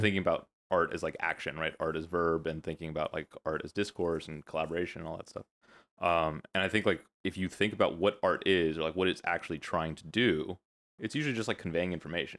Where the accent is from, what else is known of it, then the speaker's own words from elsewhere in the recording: the Valley, California, United States; I am a California kid, Valley, born and raised.